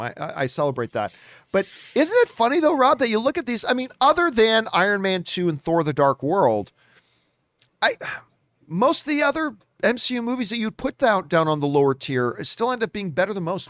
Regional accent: Hamilton, Ontario, Canada; from my hometown, as a matter of fact, Hamilton, Ontario, Canada.

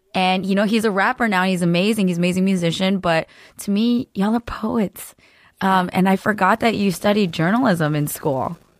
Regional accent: Cupertino, California, United States; I grew up in Cor-, Cupertino

